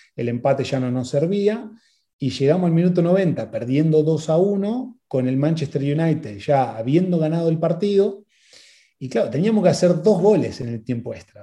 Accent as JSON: {"language": "Spanish", "country": "Argentina", "also_born_or_lived": "England", "moved": "as an adult", "said": "vengo de Argentina"}